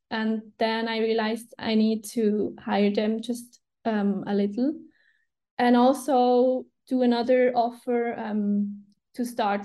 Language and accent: English; Switzerland; first language Swiss German; English is a second language